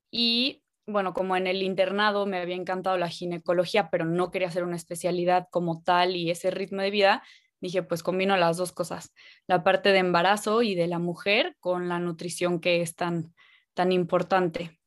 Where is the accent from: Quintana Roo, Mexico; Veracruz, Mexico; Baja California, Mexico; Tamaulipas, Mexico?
Quintana Roo, Mexico; Cancún; nací en Cancún y siempre he estado muy cerca del mar